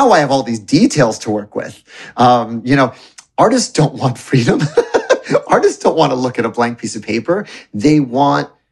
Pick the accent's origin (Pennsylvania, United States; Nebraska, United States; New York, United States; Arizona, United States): New York, United States; New York City; I was born in Roosevelt Hospital in New York City